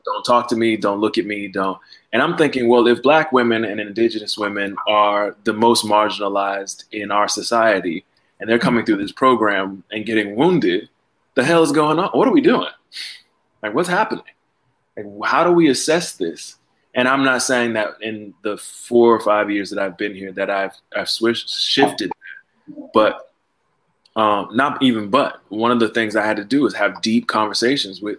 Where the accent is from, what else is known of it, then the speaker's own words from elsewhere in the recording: Miami, Florida, United States; moved away as an adult; also born or lived in New Haven, Connecticut; I am from Miami, Florida